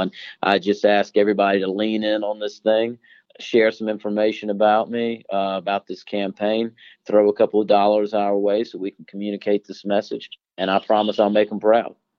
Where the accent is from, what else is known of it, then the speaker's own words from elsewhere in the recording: Harris County, Georgia, United States; I'm from Harris County, Georgia, uh, which is on the western border of the state